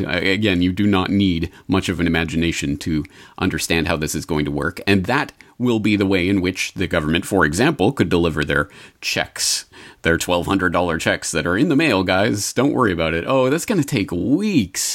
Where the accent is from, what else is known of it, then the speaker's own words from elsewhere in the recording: Canada; now in Japan; I am not American. So, as a Canadian